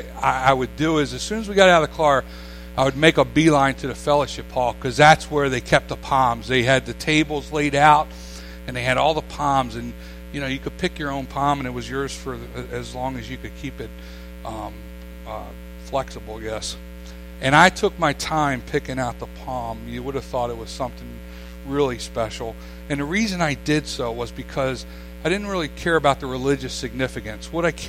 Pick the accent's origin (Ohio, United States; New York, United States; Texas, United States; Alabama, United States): New York, United States; Staten Island; as a boy, I grew up here. I grew up on Ken Island all my life. I consider myself a Ken Islander, not a New Yorker.